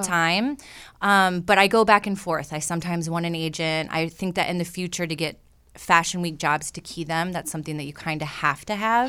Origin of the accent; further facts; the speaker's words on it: Michigan, United States; moved away as an adult; also born or lived in Atlanta; I grew up in Michigan in a very, like I said, like 2,000 people